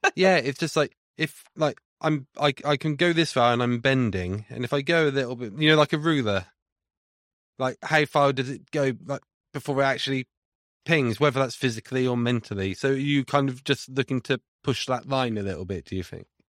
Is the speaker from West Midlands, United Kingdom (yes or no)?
yes; Leominster, West Midlands, United Kingdom; moved away; I'm from Leinster originally